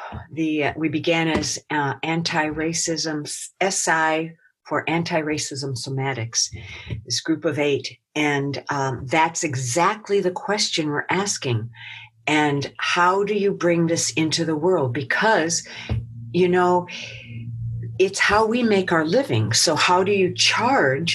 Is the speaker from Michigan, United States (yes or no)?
yes; Detroit, Michigan, United States; I grew up in Detroit, so I grew up in the riots